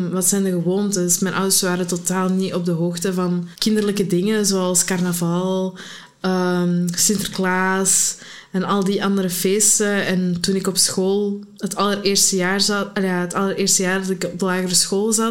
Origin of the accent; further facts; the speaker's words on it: Morocco; now in Antwerp, Belgium; Ik ben Marokkaans, maar ik ben mijn schuldgevoel um, moeten opgroeien dat ik Marokkaans was